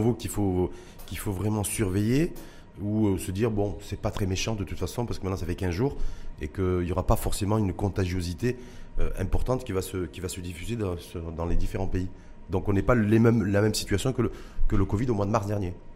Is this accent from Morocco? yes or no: yes; Morocco; chez nous, au Maroc